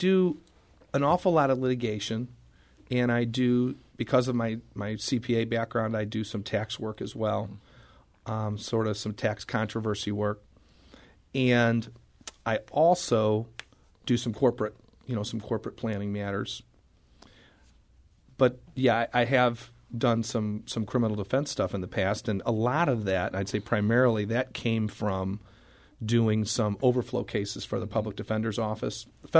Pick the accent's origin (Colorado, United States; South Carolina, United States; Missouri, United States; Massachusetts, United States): Missouri, United States; St. Louis; No, I was born in St. Louis. Lived in St. Louis my entire life.